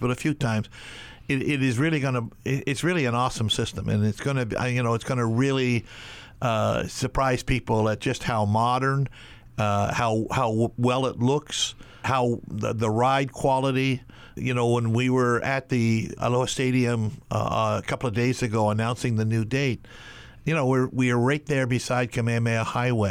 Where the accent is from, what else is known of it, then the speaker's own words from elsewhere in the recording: Canada; now in Honolulu, United States; I grew up in Canada, so in the summer, I would be staying with my aunt in Toronto